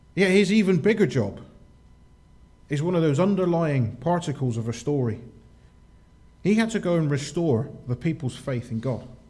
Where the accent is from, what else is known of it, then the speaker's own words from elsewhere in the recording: United Kingdom; we're British